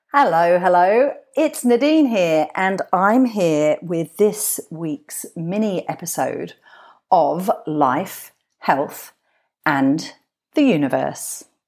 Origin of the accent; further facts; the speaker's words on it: Glastonbury, South West England, United Kingdom; I'm from Glastonbury. That's where I grew up.